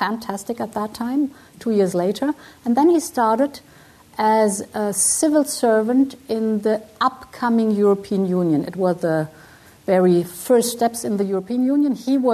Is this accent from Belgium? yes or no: yes; Brussels, Brussels-Capital Region, Belgium; I was born in Brussels. My father was German